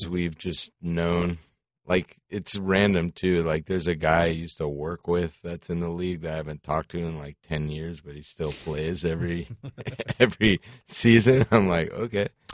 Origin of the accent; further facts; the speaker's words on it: South Florida, United States; also born or lived in Colorado; when I was growing up in South Florida